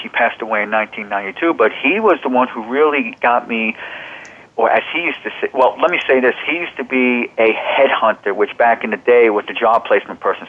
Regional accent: Old Bridge, New Jersey, United States; moved away as an adult; also born or lived in New York; now in Arizona, United States; I was born in New York. I grew up in New Jersey. I grew up in the Old Bridge, New Jersey, Sayreville section, which is in central New Jersey.

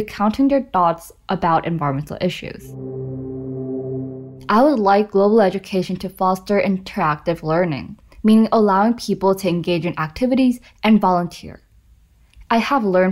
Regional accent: South Korea; I'm from South Korea

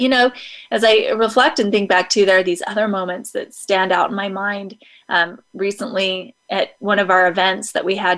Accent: Idaho, United States; I grew up in Idaho

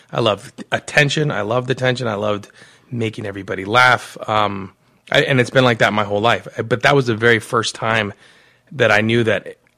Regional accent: Arizona, United States; also born or lived in Hinesville, Georgia / Germany / California; I was born in Hinesville, Georgia, um, and then I moved to Germany, then California, and then I ended up landing in Arizona and I went to I lived here almost my entire life.

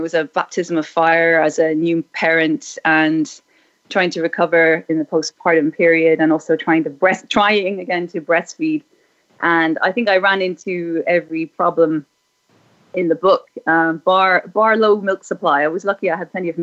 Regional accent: Ireland; I was raised in Ireland in the 1970s and 80s

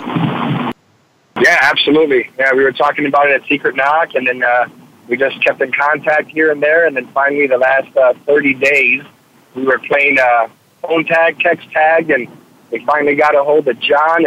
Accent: Chicago, Illinois, United States; moved away as an adult; also born or lived in San Diego, California; I grew up in the in the in the northwest side or the west side of Chicago

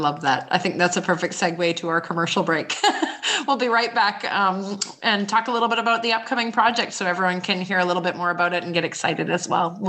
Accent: Canada; also born or lived in Amazon; I'm from Canada and I lived in the Amazon for 3 years.

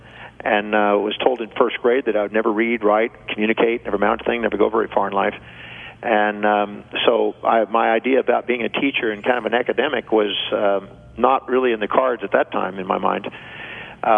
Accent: Houston, Texas, United States; also born or lived in Richmond, Texas; when I moved from Houston, Texas to Richmond, Texas

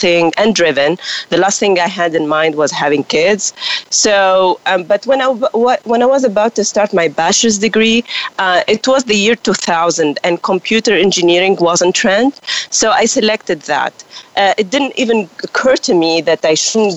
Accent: Tunisia; English is a second language; moved away as an adult; also born or lived in Quebec, Canada; I'm from Tunisia, and I speak French

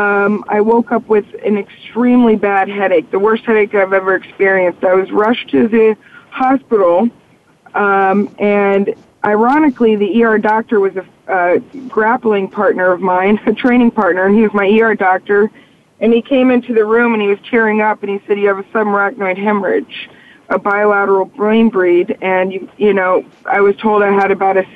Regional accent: La Quinta, California, United States; I'm from La Quinta, California

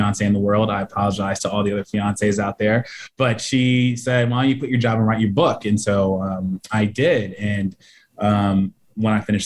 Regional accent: San Diego, California, United States; I grew up in District 4 in Southeast San Diego, predominantly Black, went to neighborhood schools

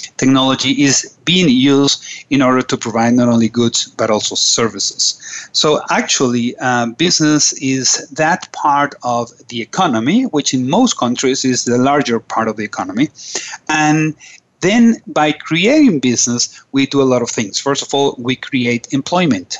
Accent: Caracas, Capital District, Venezuela; I am from Caracas and uh, nice, very nice country on top of South America.

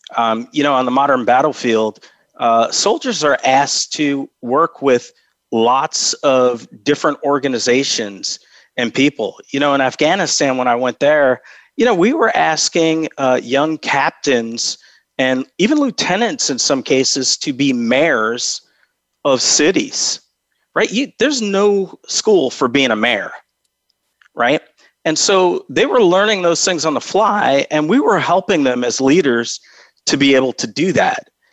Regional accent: Albany, New York, United States; moved away; I grew up in Albany, uh, New York, which is the capital of New York

